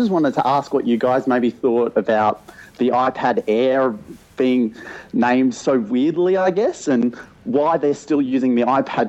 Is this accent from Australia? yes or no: yes; Australia; I'm from Australia.